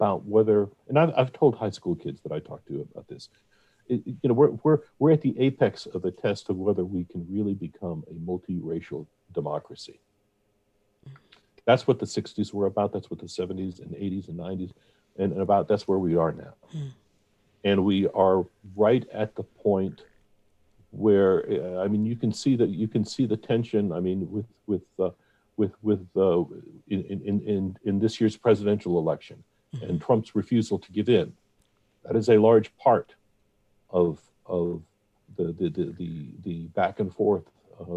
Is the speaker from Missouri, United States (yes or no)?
no; Atlanta, Georgia, United States; also born or lived in Ohio; I was not born in Atlanta.